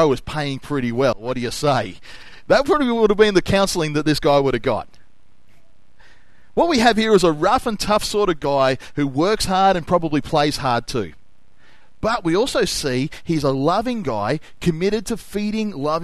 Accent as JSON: {"language": "English", "town": "Noble Park", "region": "Victoria", "country": "Australia", "said": "I came from Noble Park."}